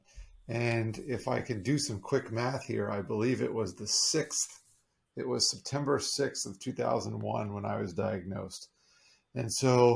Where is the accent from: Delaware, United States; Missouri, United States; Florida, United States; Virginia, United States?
Florida, United States; South; also born or lived in New York / Long Island, New York; I grew up mostly in South Florida. I was actually born up there in New York, but moved to Florida when I was just 3 years old.